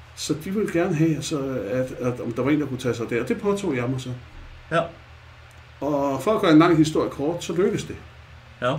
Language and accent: Danish; Copenhagen, Capital Region of Denmark, Denmark; som I nok kan høre, så er jeg jo født i København. jeg kommer jo inde fra det mørke Nørrebro, Vesterbro.